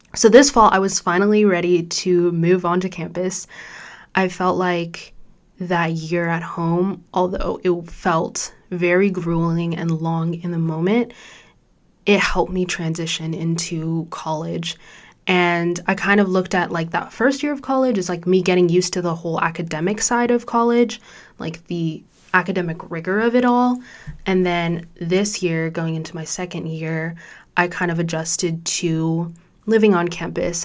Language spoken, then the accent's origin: English; Orange County, California, United States; born or raised there; also born or lived in Chicago suburbs, Illinois / Mauritania (ancestry)